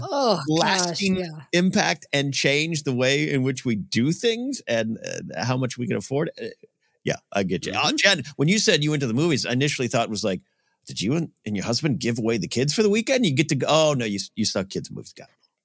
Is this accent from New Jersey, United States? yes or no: no; Arroyo Grande, California, United States; moved away; my hometown area of Rio Grande, Pismo Beach